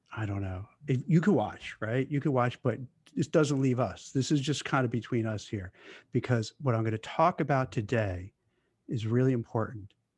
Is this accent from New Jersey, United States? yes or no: no; Brooklyn, New York, United States; I grew up in Brooklyn